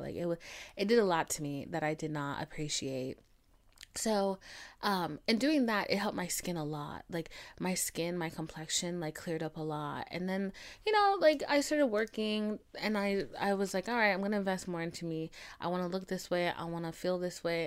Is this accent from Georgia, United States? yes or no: yes; Atlanta, Georgia, United States; I'm from Atlanta